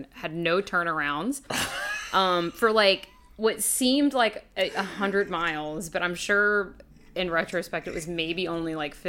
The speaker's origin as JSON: {"language": "English", "region": "North Carolina", "country": "United States", "tie": "born or raised there", "moved": "yes", "lives_now": "Savannah, United States", "said": "I grew up in North Carolina"}